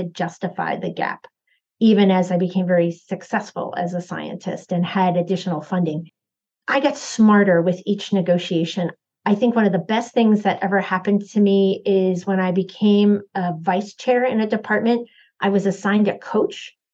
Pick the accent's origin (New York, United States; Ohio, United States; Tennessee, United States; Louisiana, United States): New York, United States; New York City area, United States; we grew up in the New York City area